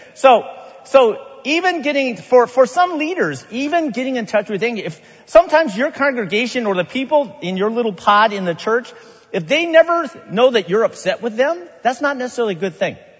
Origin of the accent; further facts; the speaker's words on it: Sacramento, California, United States; a lay leader in my church growing up in Sacramento ever since I can remember